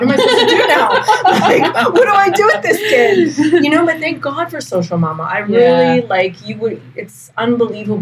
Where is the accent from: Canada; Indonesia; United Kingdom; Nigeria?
Canada; I'm a Canadian